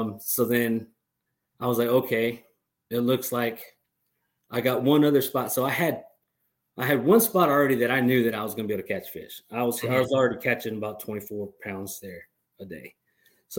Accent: Fort Worth, Texas, United States; I'm from Fort Worth.

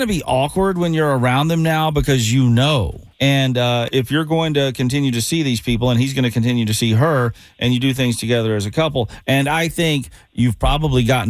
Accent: the South, United States; I am from the South

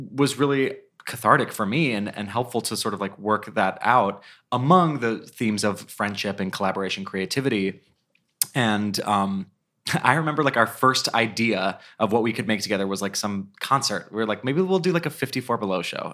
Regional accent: Cleveland, Ohio, United States; we grew up together in Cleveland, Ohio

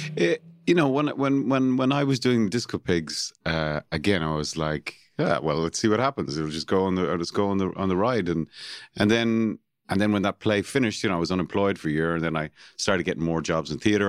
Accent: Cork, Munster, Ireland; I was born and raised in Cork City

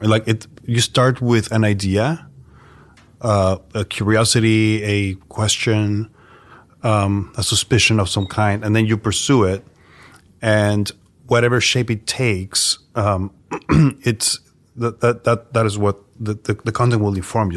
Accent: Mexico City, Mexico; now in New York, United States; So I am from Mexico City, um, born and raised there

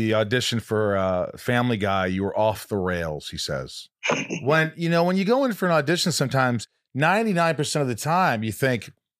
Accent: Indiana, United States; I grew up in Indiana

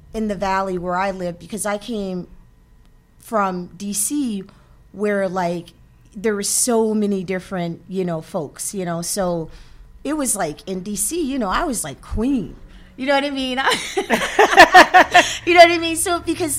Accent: California, United States; also born or lived in Washington, D.C.; now in Massachusetts, United States; I was from Cali. We came out from a group from Cali

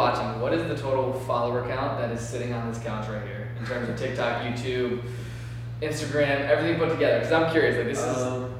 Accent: Chesterfield, Virginia, United States; I am literally from the smallest town in Virginia called Chesterfield, Virginia.

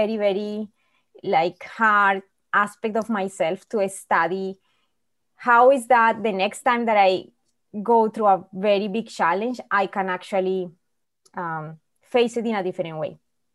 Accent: Colombia; moved away as an adult; now in Winnipeg, Canada; I'm originally from Colombia. For some people, maybe they are familiar, South America. It's a very poor country, and I happen to be born in a very poor family also

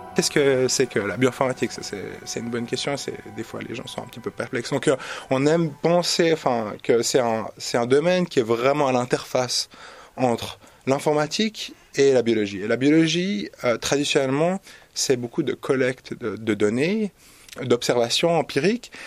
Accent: Switzerland; also born or lived in Zurich; je suis suisse

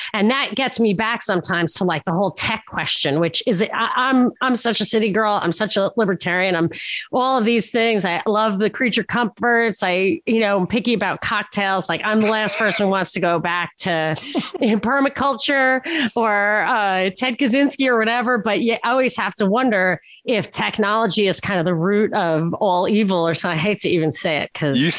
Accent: Brooklyn, New York, United States; They're on Long Island, I think. I'm from Brooklyn.

